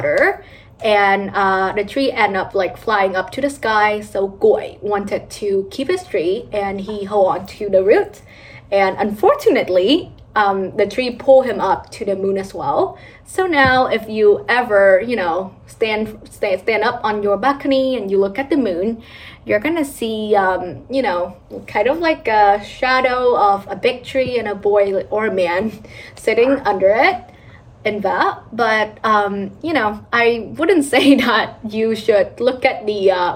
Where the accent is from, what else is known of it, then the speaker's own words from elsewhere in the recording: Vietnam; moved away; a Vietnamese kid who grew up in my home country